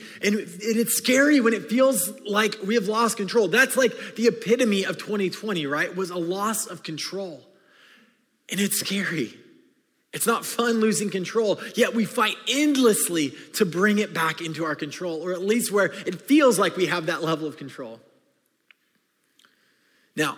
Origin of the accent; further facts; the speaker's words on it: California, United States; I grew up in California